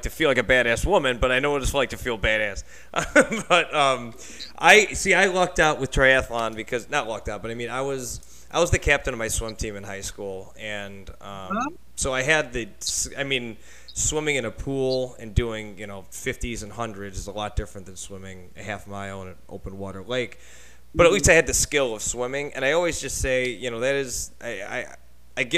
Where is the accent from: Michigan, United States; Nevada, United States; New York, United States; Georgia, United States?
New York, United States; Buffalo; now in Dallas, United States; I'm from Buffalo